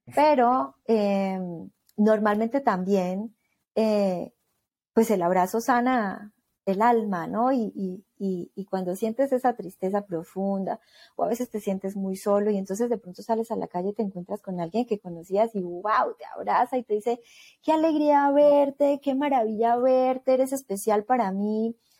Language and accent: Spanish; Colombia; now in Mexico